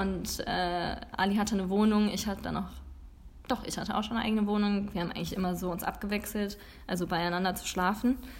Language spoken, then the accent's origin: German; Langfeld, Germany; also born or lived in Bremen; wir nach Langfeld gezogen sind, sind wir nach ein paar Jahren die Straße runtergezogen